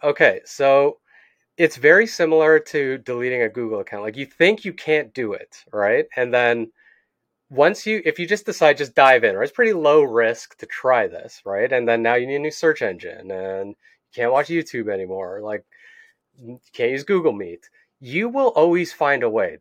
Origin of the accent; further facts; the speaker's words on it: Canada; I'm from Canada